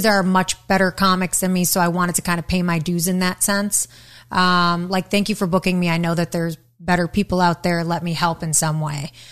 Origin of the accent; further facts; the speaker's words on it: Detroit, Michigan, United States; I'm from Detroit